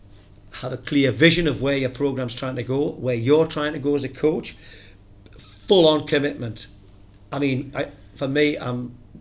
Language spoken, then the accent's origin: English; the North East, North East England, United Kingdom; moved away; I come from the Northeast